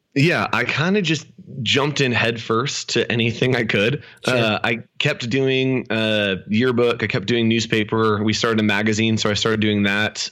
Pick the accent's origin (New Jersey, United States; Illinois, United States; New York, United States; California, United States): California, United States; Sacramento; also born or lived in El Dorado Hills, California; I grew up in Sacramento, California, um, up north, uh, Northern California